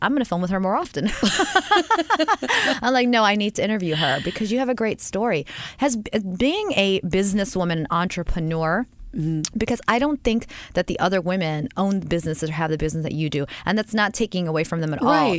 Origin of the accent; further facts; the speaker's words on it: New York, United States; I'm a New Yorker